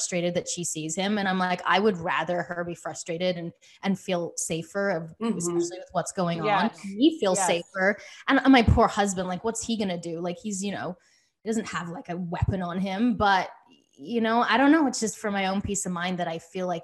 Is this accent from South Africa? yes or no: no; Australia; now in United States; I come from Australia